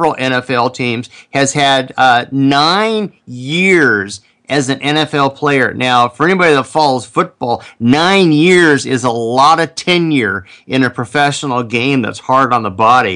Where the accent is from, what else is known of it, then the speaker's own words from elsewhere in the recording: Portland, Oregon, United States; I grew up in his backyard. we're both from Portland